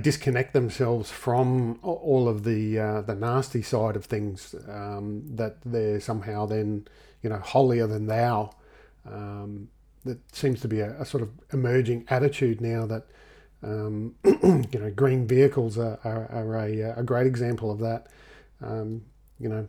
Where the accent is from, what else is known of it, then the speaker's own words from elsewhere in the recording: Australia; we're from Australia